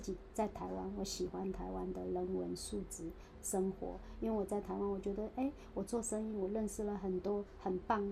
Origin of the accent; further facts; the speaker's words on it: China; moved away as an adult; now in Taipei, Taiwan; 我说妈妈本来就是大陆人，这个是不会改变的